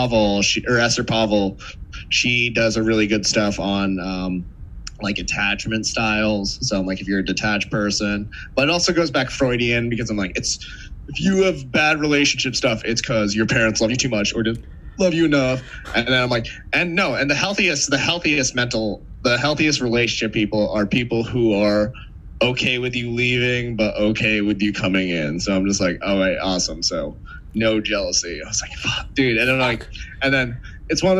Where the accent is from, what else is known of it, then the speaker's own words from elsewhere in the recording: New England, United States; now in New York City, United States; I'm also from New England